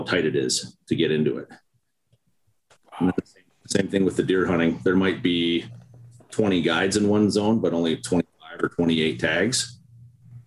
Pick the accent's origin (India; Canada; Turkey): Canada; Winnipeg, Manitoba; also born or lived in Calgary; I was born in Winnipeg and Manitoba.